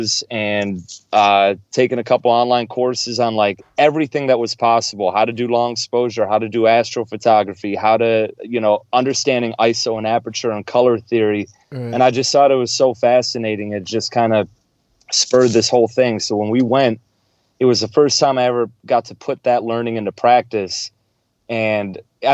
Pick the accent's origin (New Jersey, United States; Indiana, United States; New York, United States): New York, United States; Buffalo; I grew up in Buffalo, New York